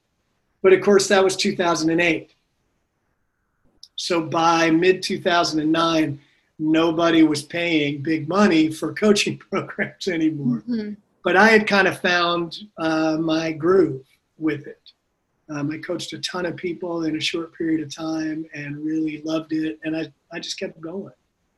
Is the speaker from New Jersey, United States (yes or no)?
yes; New Jersey, United States; now in Austin, United States; Well, I'm from New Jersey, and I kind of grew up all over and worked in New York for quite a while.